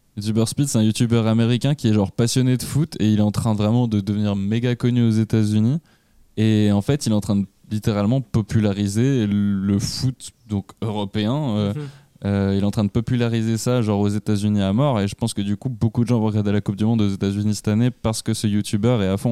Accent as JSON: {"language": "French", "country": "Switzerland"}